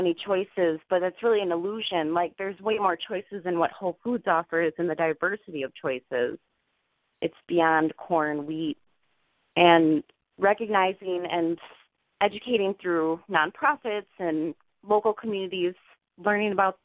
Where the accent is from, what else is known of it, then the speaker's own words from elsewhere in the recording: Milwaukee, Wisconsin, United States; also born or lived in Chicago; I was born and raised in Milwaukee, Wisconsin.